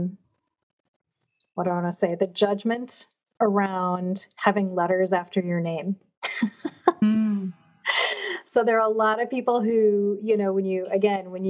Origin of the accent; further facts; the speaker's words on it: Chippewa Falls, Wisconsin, United States; moved away; I grew up in Chippewa Falls, but we have a family home in Door County